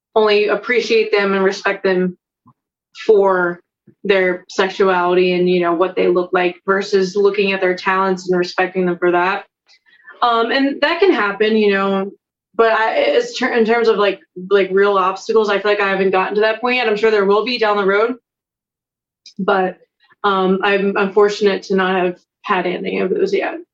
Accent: Lancaster County, Pennsylvania, United States; I'm from Lancaster County

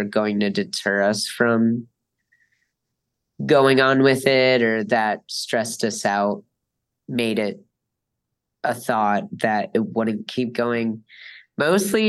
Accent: Scranton, Pennsylvania, United States; now in Wilkes-Barre, United States; I grew up living in Scranton, but I live in Wilkes-Barre now

